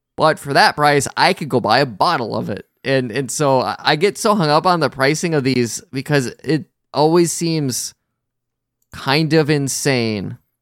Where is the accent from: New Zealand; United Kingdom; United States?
United States; Wisconsin